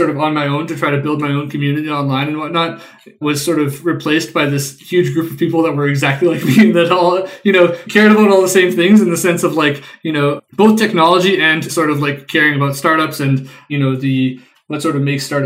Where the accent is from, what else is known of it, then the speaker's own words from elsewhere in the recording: Winnipeg, Manitoba, Canada; I grew up and live in Winnipeg, Canada